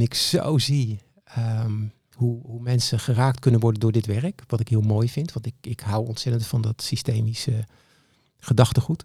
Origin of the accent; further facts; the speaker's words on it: Capelle aan den IJssel, South Holland, Netherlands; Ik kom uit Capelle aan de IJssel